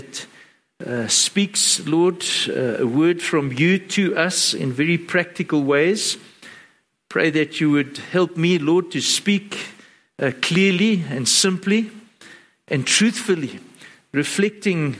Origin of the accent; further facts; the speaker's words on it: Johannesburg, Gauteng, South Africa; growing up in Joburg